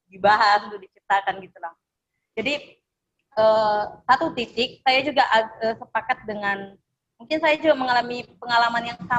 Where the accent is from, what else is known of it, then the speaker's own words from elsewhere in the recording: North Sumatra, Indonesia; now in Jember, Indonesia; Dan saya ini asalnya dari Sukunya, Sumatera Utara